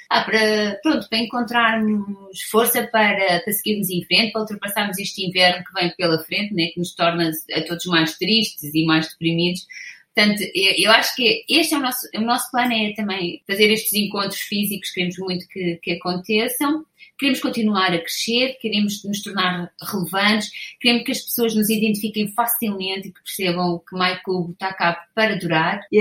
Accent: Portugal; eu sou portuguesa

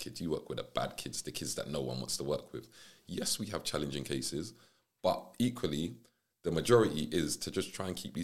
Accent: London, United Kingdom; I was originally from South London

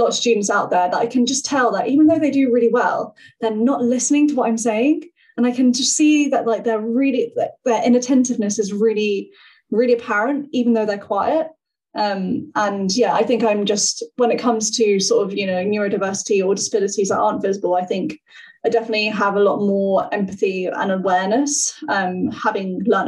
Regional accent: Hendon, London, United Kingdom; I grew up in Northwest London in Hendon, kind of in the suburbs, and I've moved like into the city

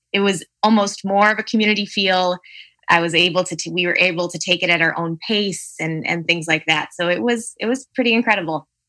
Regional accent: Palatine, Illinois, United States; from Palatine, Illinois, so the northern suburbs of Chicago

